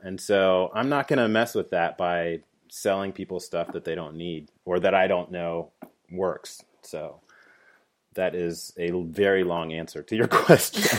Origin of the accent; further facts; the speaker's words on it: Dayton, Ohio, United States; moved away as an adult; also born or lived in Washington D.C.; moved back to my hometown in Dayton, Ohio